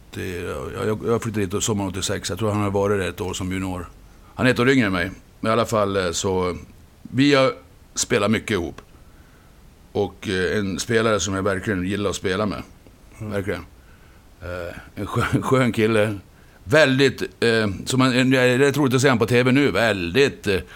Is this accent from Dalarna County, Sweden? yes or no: yes; Borlänge, Dalarna County, Sweden; moved away as an adult; also born or lived in Cologne, Germany; Jag är ju från Borlänge